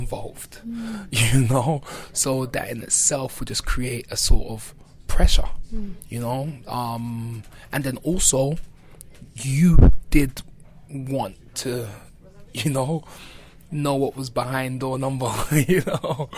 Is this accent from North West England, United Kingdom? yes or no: no; London, United Kingdom; growing up in Brixton